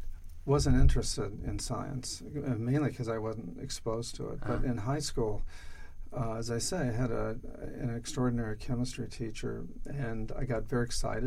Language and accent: English; Denver, Colorado, United States; In Denver.